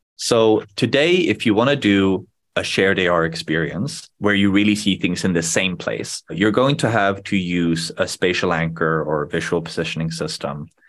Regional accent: Sweden; first language Swedish; English is a second language; I was born in Sweden when I was very young

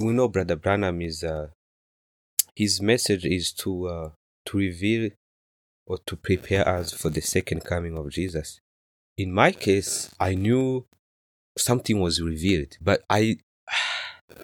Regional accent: Rwanda; moved away as an adult; now in United States; I was born and raised in Rwanda

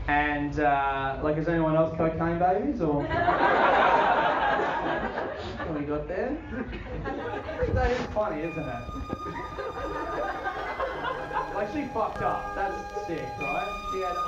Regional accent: Adelaide, South Australia, Australia; I'm from Adelaide, grew up in Adelaide. I'm actually half Colombian because my mum was backpacking around.

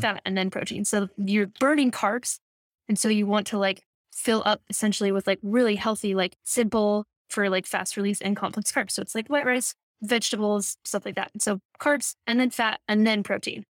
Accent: Midwest, United States; I grew up in the Midwest

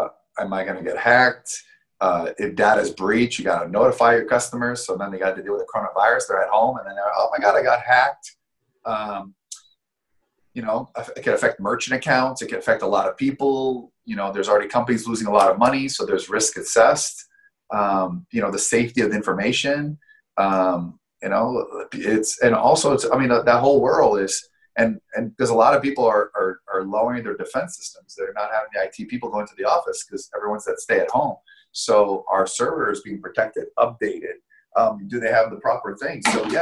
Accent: Canada; moved away; I came from Canada about over 10 years ago with no money

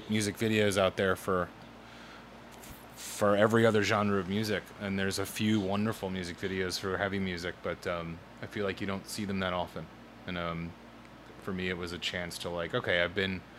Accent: Norfolk, Virginia, United States; moved away as an adult; also born or lived in Brooklyn, New York; now in New York, United States; my hometown of Norfolk, Virginia

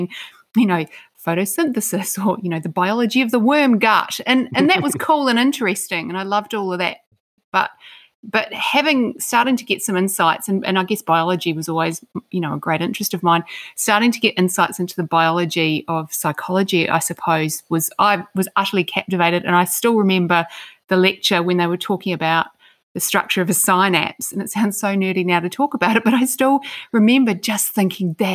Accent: Christchurch, Canterbury, New Zealand; moved away; I grew up in Christchurch, New Zealand

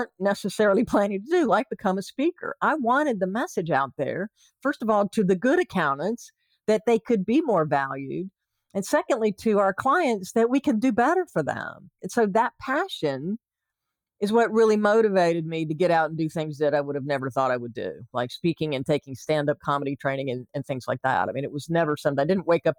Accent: the South, United States; now in California, United States; I might be a Southerner in California

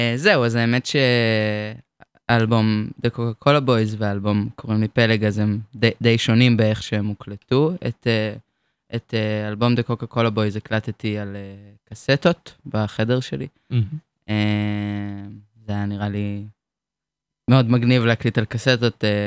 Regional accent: Hadera, Haifa District, Israel; אני מחדרה, אני בת 22

